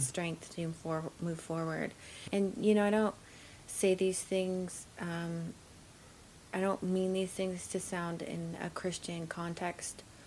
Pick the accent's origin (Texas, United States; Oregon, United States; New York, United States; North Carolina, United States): Oregon, United States; Oregon coast, United States; also born or lived in Alaska / Portland, Oregon; I am um, born and raised in Alaska or on the Oregon coast primarily.